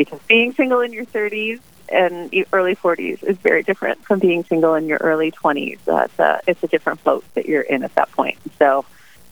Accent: Illinois, United States; moved away as an adult; also born or lived in Washington, D.C. / Steubenville, Ohio; now in Pittsburgh, United States; I grew up in Illinois, went off to college to study political science

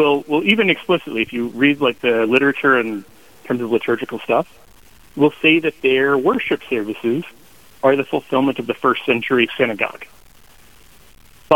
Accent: Kansas City, Missouri, United States; I grew up here in Kansas City

